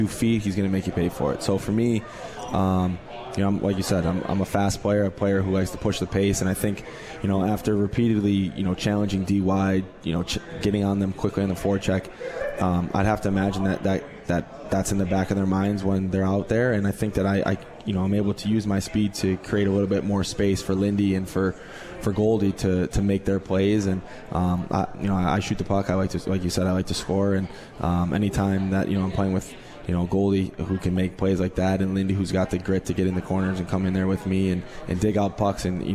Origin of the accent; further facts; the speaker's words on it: Buffalo, New York, United States; getting drafted by my hometown team in the Buffalo Sabres